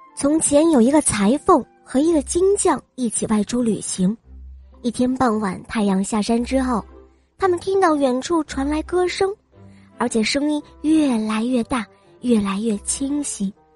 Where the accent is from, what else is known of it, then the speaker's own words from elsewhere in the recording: Weifang, Shandong, China; 今年五岁了，我来自美丽的风筝都山东潍坊。